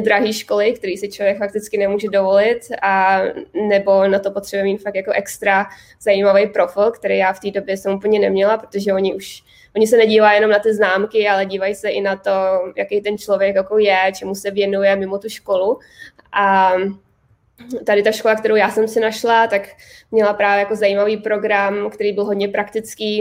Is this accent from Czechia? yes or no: yes; Hradec Králové, Hradec Králové Region, Czechia; moved away as an adult; also born or lived in Prague; now in United States; já jsem z Hradce Králové